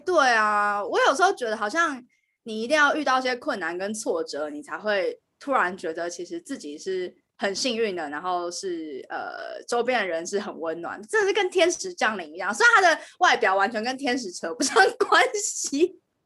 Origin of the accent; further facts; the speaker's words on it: Taiwan; moved away as an adult; now in United Kingdom; 身为一个台湾人